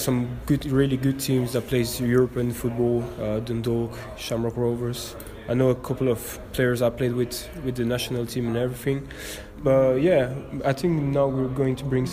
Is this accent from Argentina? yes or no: no; Brussels, Brussels-Capital Region, Belgium; moved away; I'm born in Brussels. My dad is Belgian, my mum is Irish. So that's why I can play for the national team of Ireland. That's what I did. So I grew up in Brussels